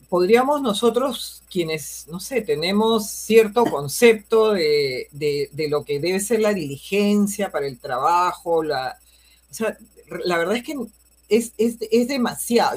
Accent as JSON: {"language": "Spanish", "country": "Peru", "said": "como peruanos, como madres de familia"}